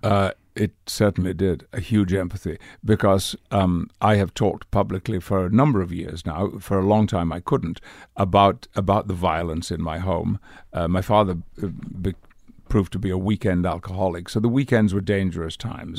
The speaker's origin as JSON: {"language": "English", "area": "West Riding of Yorkshire", "region": "Yorkshire and the Humber", "country": "United Kingdom", "tie": "born or raised there", "accent": "Yorkshire dialect", "said": "I grew up in the north of England, in the West Riding of Yorkshire"}